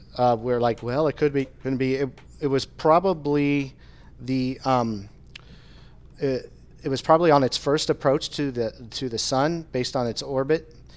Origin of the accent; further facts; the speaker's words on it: Indiana, United States; growing up in Indiana